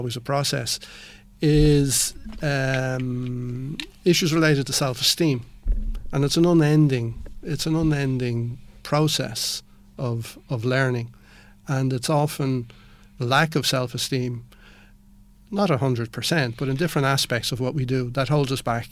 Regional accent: Ireland; also born or lived in Spain

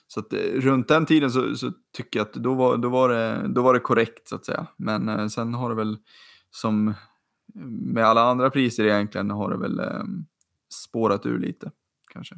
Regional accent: Sweden; som svensk

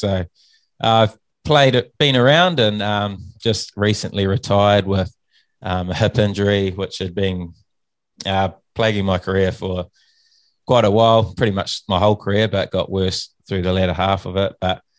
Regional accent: Nelson, New Zealand; also born or lived in Auckland; I was born in Auckland, grew up in Nelson, New Zealand, top of the South Island.

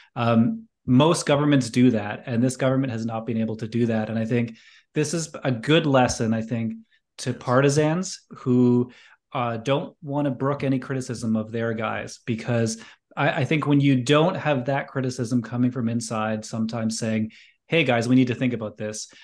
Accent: Canada; as a Canadian

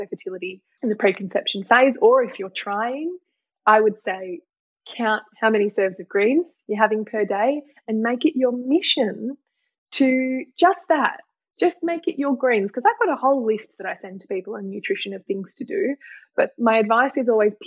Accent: Tasmania, Australia; I'm from Tasmania

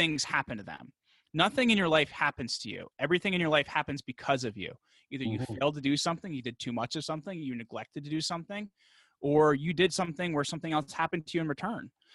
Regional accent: New York, New Jersey, United States; I'm from the New York, New Jersey area

